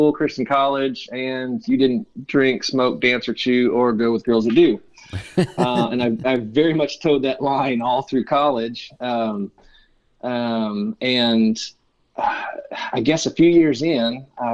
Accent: Michigan, United States; moved away as an adult; also born or lived in Ohio / Colorado Springs, Colorado; now in Fairhope, Alabama, United States; I grew up in Michigan. I literally spent all my formative years there in one house

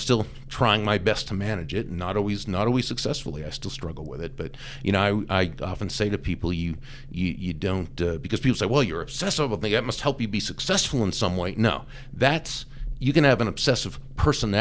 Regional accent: Boston, Massachusetts, United States; moved away; I grew up in the Boston area

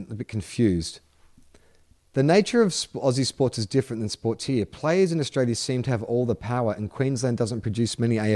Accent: United States; I live on the west coast of the USA, but I grew up right outside Washington D.C. My family is still on the east coast, and as a result, I am all by myself out west.

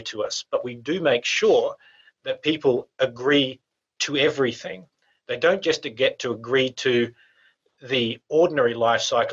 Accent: Australia; we're from Australia

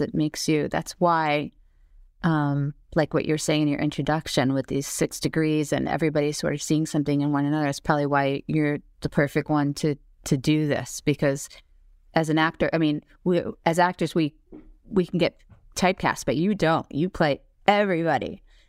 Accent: Syosset, New York, United States; Syosset, Long Island, yeah. And then I went to NYU.

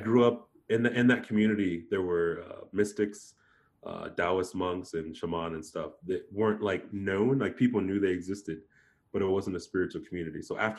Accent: Japan; being that I grew up in Japan, I've always been spiritual.

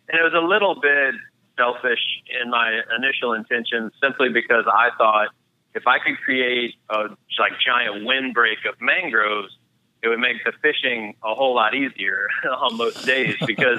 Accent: Louisiana, United States; also born or lived in Florida / Missouri; Yeah, so I was born and raised in the state of Louisiana. Despite the lack of accent, I am Cajun by birth. So I've lived in Louisiana most of my life, spent a little time in Florida, a little time in Missouri

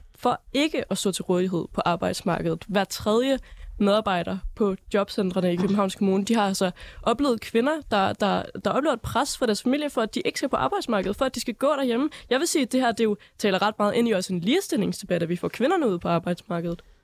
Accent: North Jutland, North Denmark Region, Denmark; Jeg er jo fra Nordjylland

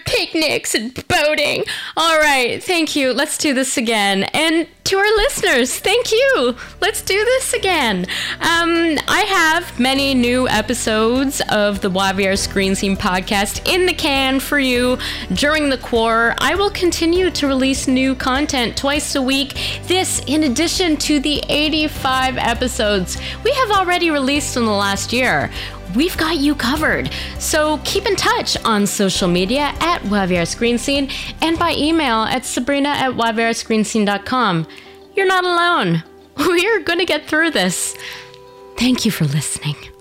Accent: Canada; also born or lived in Quebec / Ontario; now in Vancouver, Canada; in Quebec and in Ontario

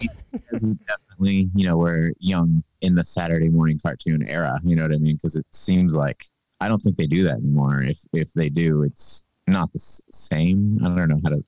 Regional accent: Kansas, United States; also born or lived in Texas / Pasadena, California; now in Austin, United States; I grew up in Kansas

